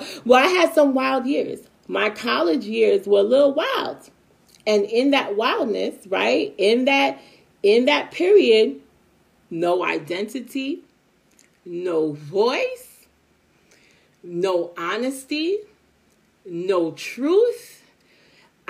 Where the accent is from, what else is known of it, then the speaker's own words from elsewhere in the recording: New York City, New York, United States; also born or lived in Long Island; we lived in Brooklyn at the time, and then we moved from Brooklyn to Long Island around my teenage years. It was high school. 14 years old